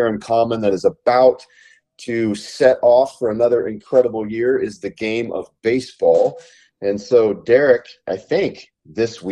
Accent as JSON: {"language": "English", "town": "Kelowna", "region": "British Columbia", "country": "Canada", "tie": "born or raised there", "moved": "yes", "said": "from my hometown in Kelowna, British Columbia, Canada"}